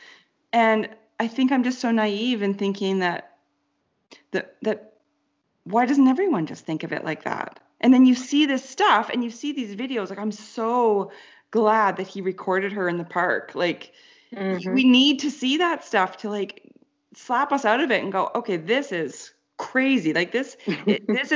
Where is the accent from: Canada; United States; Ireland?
Canada; being Canadian too, because a lot of my friends are American